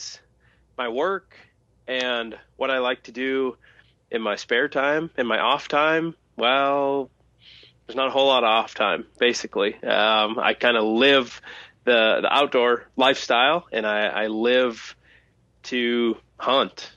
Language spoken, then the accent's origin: English; Thief River Falls, Minnesota, United States; I was born and raised in Thief River Falls, Minnesota